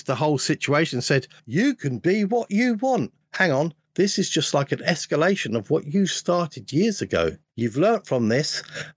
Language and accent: English; London, United Kingdom; moved away; I was brought up in London. I got out of there